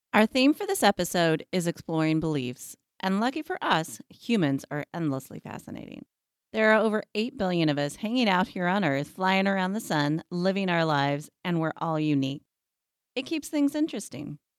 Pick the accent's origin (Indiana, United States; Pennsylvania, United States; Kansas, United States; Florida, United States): Kansas, United States; Abilene; growing up as a white girl in Abilene, Kansas